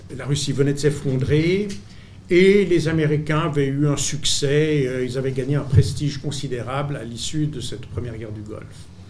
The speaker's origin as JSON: {"language": "French", "country": "Switzerland", "said": "je suis suisse"}